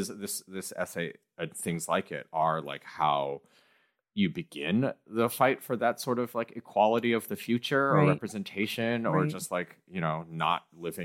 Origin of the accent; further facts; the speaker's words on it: Midwest, United States; I grew up in the Midwest and like engaged with a lot of this type of white culture.